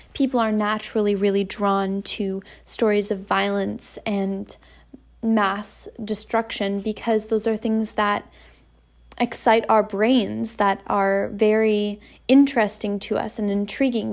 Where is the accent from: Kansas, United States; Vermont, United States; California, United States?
Vermont, United States; now in Massachusetts, United States; I was born in a small town in Massachusetts. I grew up in Vermont